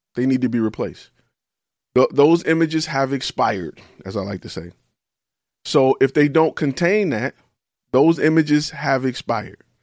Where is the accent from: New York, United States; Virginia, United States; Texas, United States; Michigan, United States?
Michigan, United States; Detroit; I'm from Detroit